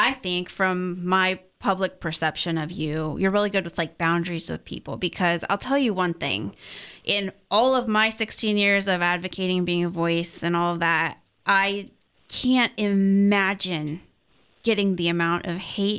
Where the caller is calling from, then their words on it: Buckeye Nation, Ohio, United States; we're calling you from Buckeye Nation.